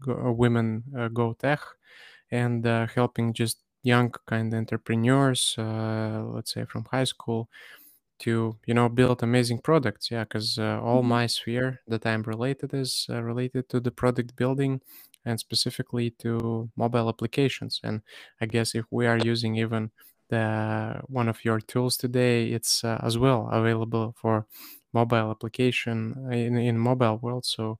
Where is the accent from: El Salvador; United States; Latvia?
Latvia; Rēzekne, Latgale; English is a second language; now in Lithuania; I'm actually born and raised in Latvia, from a city called Rēzekne, which is like, I would say it's like a small city in top 10 in Latvia, but still small.